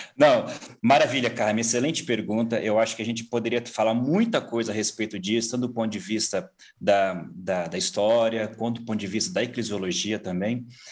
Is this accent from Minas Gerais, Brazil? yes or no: no; São Paulo, Brazil; moved away as an adult; also born or lived in Mongolia; Sou paulista. Nascido é. aqui, é. criado aqui, nessas, nessa, nessa região, mas na capital mesmo, ali na Zona Sul.